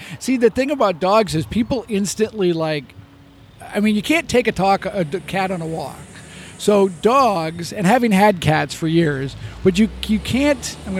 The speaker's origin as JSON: {"language": "English", "town": "Chicago", "region": "Illinois", "country": "United States", "said": "I came from Chicago."}